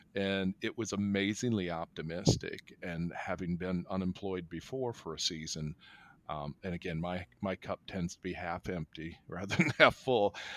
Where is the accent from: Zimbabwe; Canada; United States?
United States; as an American culture